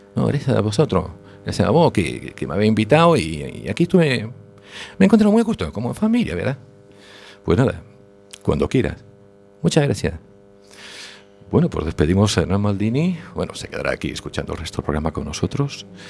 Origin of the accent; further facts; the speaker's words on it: Argentina; los argentinos nacimos cabeza abajo, somos del hemisferio